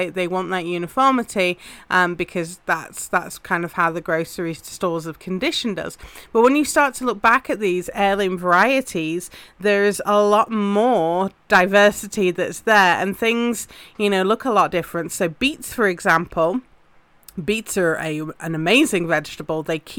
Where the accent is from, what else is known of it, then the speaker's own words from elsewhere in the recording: England, United Kingdom; obviously I'm English and that's very much a spring favorite in the UK